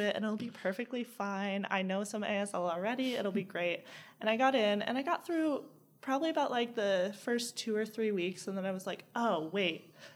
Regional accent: Southington, Connecticut, United States; moved away; also born or lived in Charlottesville, Virginia; I grew up in Southington, Connecticut, but I moved to Charlottesville, Virginia.

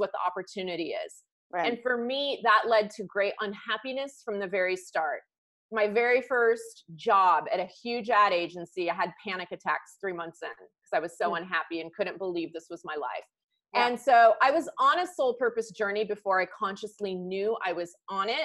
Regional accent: California, United States; I'm from California. I went local, close to where I grew up.

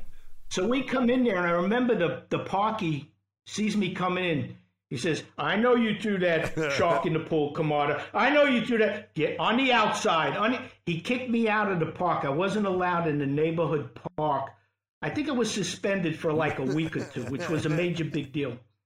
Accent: New York City, New York, United States; I grew up in Ozone Park, Queens, which was right next to Howard Beach

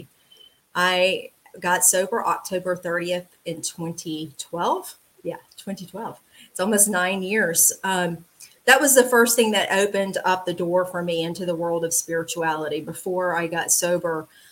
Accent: LaGrange, Georgia, United States; also born or lived in Atlanta area, Georgia; I am from LaGrange, Georgia, which is a town about an hour and a half south of Atlanta. Very, very small town. I was born and raised there

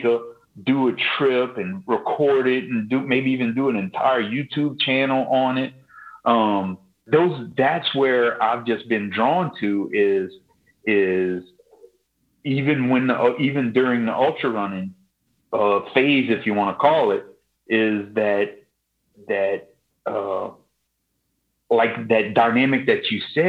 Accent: Lafourche Parish, Louisiana, United States; I'm from Lafourche Parish

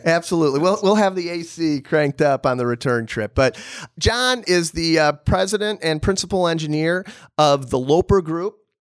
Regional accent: Illinois, United States; also born or lived in Bulgaria; my home state in Illinois

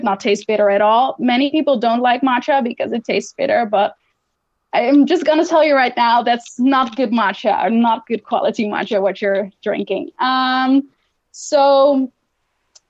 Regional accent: Netherlands; my home country, the Netherlands

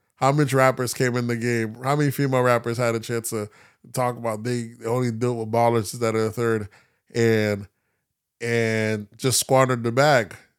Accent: the South, United States; I'm from the South, 'cause I grew up heavy on that.

